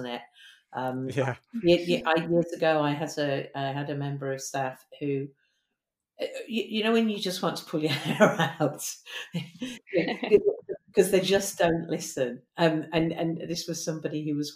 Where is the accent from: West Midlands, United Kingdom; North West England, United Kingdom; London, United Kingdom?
West Midlands, United Kingdom; Birmingham; I'm from Birmingham.